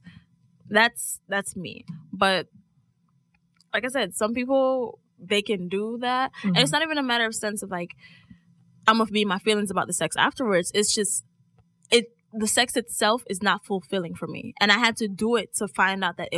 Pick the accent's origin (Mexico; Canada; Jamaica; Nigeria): Jamaica; being Jamaican